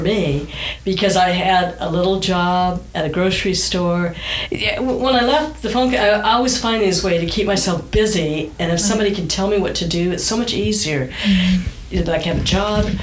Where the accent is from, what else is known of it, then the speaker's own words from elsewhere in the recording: Southern California, United States; also born or lived in Michigan; We moved to California from Michigan when I was nine